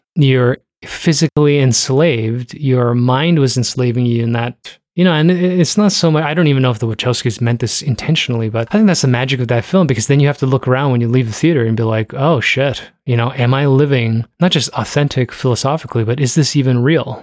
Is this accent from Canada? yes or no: yes; Toronto, Ontario, Canada; I was raised in Toronto and, uh, I don't speak Korean